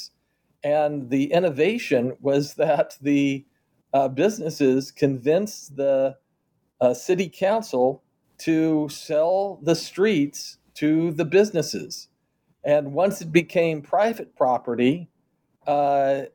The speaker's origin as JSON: {"language": "English", "town": "Kansas City", "region": "Missouri", "country": "United States", "tie": "born or raised there", "said": "my hometown of Kansas City"}